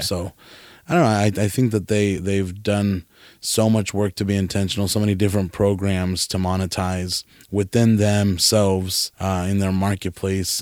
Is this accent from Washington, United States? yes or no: no; California, United States; moved away; also born or lived in Nevada; I'm from California.